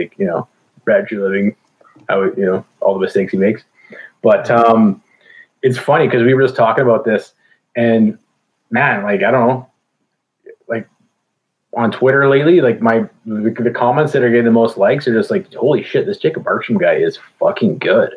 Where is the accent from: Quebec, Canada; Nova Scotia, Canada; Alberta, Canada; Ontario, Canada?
Alberta, Canada; Calgary; moved away as an adult; also born or lived in Okanagan, British Columbia / Chilliwack, British Columbia; now in Kelowna, Canada; I'm from Calgary. I just moved to BC.